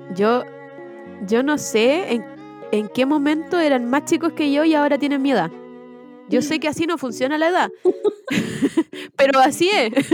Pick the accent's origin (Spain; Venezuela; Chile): Chile; soy una persona que soy chilena claramente